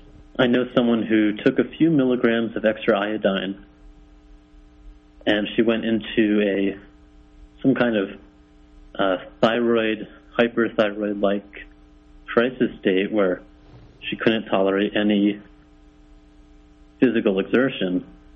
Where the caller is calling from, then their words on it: Mexico; Hi, I'm calling from Mexico.